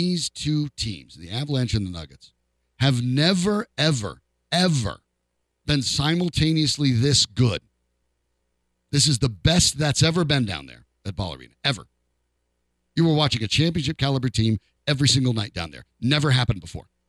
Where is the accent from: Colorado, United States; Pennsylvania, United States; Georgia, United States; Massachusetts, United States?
Colorado, United States; Franktown; I grew up in Franktown, Colorado